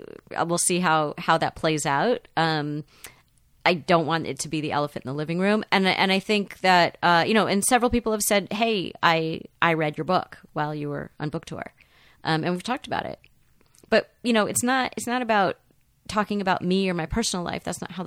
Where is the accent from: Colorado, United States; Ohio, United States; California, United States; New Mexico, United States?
California, United States; Los Angeles; I, you know, grew up in the 70s, which was, it was very suburban here in Los Angeles.